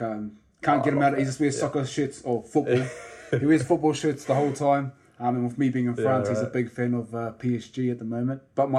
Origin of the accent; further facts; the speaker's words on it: Rotorua, Bay of Plenty, New Zealand; also born or lived in Blenheim; I was adopted when I was 6 weeks old, I believe it was, to the … whānau, and flown up to Rotorua. So I was born in Blenheim.